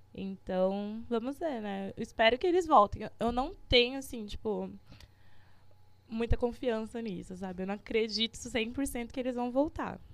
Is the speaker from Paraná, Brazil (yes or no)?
no; interior of São Paulo, Brazil; a gente é daqui do interior de São Paulo